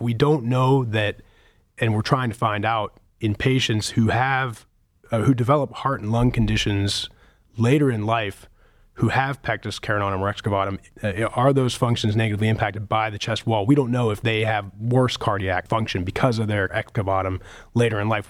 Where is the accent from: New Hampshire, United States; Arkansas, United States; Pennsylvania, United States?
Pennsylvania, United States; Pittsburgh; moved away as an adult; also born or lived in New England; now in Cleveland, United States; I grew up in Pittsburgh